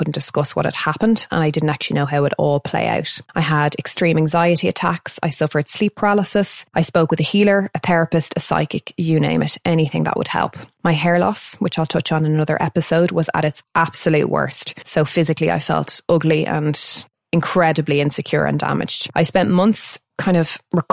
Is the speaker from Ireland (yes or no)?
yes; Dublin, Leinster, Ireland; also born or lived in London; I'm from North Dublin and I was raised by my single mum until the age of 7